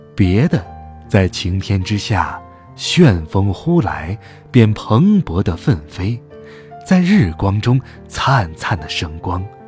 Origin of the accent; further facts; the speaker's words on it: Hohhot, Inner Mongolia, China; 在呼和浩特，我的家乡